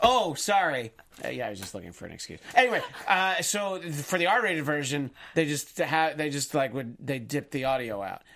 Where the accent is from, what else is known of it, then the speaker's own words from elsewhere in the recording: United States; we as an American society